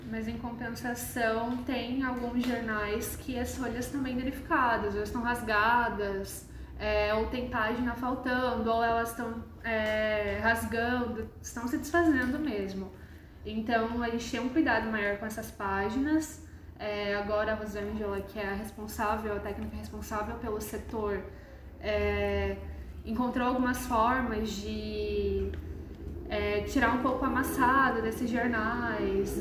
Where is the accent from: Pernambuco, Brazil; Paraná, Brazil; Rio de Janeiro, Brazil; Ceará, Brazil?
Paraná, Brazil; Londrina; também sou de Londrina. Eu vinha mais no museu com a escola quando eu era criança.